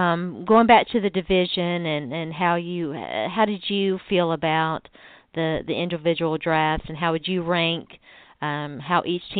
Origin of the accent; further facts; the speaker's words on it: Texas, United States; I grew up in Texas